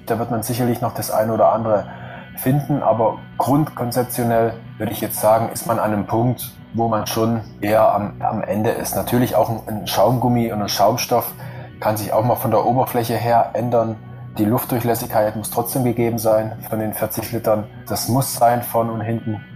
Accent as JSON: {"language": "German", "country": "Germany", "said": "als Deutscher"}